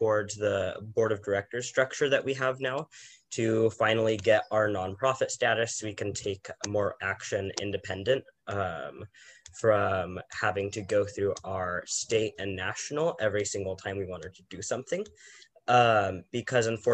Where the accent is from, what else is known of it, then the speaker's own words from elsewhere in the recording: San Diego, California, United States; being born and raised in San Diego